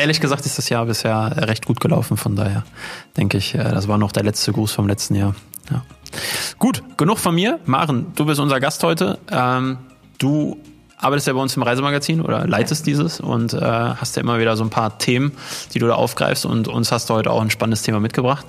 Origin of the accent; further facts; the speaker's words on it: Unna district, North Rhine-Westphalia, Germany; wir kommen ja hier aus, aus dem Kreis Unna und dann gibt's ja die Stadt Hamm direkt daneben